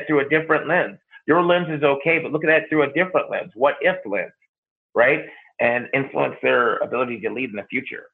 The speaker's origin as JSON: {"language": "English", "town": "Grand Forks", "region": "North Dakota", "country": "United States", "said": "I'm from North Dakota, first of all, Grand Forks, North Dakota, where it's flat, flat, below flat"}